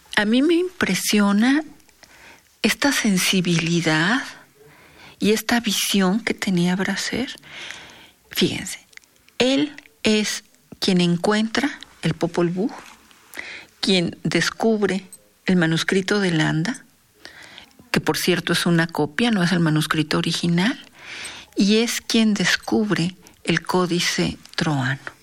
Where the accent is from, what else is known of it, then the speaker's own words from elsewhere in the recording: Mexico; como mexicanos y como especialistas en culturas prehispánicas